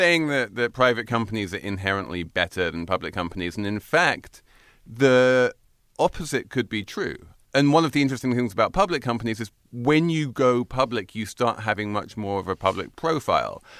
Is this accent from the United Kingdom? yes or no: yes; England, United Kingdom; moved away; I basically grew up with her in England